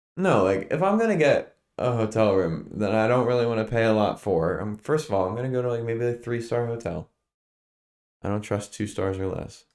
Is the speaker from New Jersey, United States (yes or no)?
no; Stroudsburg, Pennsylvania, United States; moved away; the Poconos, my hometown